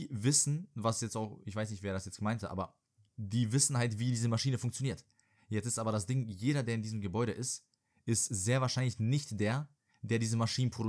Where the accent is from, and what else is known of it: Serbia; moved away